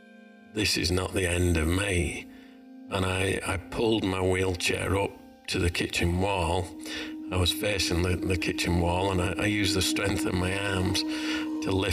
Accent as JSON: {"language": "English", "town": "Leeds", "region": "Yorkshire and the Humber", "country": "United Kingdom", "tie": "born or raised there", "moved": "as an adult", "lives_now": "Australia", "said": "I was born in Leeds, Yorkshire, in the UK. Moved over to Australia in 1995, but this is where I call home."}